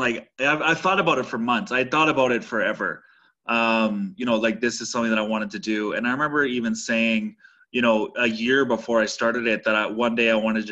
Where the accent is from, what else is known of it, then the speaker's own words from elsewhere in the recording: Saskatoon, Saskatchewan, Canada; moved away as an adult; I grew up in Saskatoon, Saskatchewan, and worked in the industry there for my whole life before I moved to where I am now doing what I'm doing